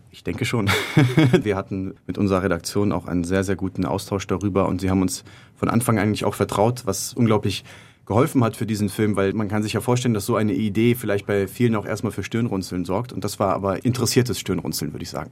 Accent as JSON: {"language": "German", "town": "Cologne", "region": "North Rhine-Westphalia", "country": "Germany", "tie": "born or raised there", "also_born_or_lived": "Madrid, Spain", "said": "im Rheinland in der Gegend ungefähr in der Nähe davon, wo ich aufgewachsen bin"}